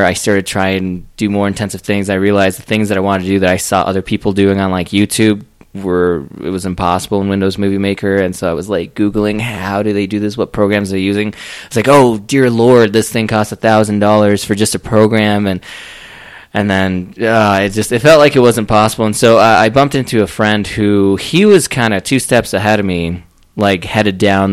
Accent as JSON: {"language": "English", "region": "Florida", "country": "United States", "moved": "yes", "lives_now": "Colorado Springs, United States", "said": "I'm from Florida"}